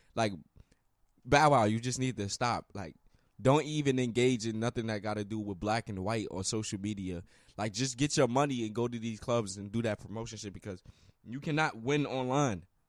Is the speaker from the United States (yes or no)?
yes; United States; I'm American.